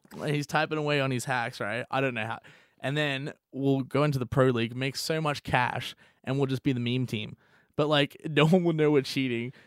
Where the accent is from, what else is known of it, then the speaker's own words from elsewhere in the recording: Australia; being Australian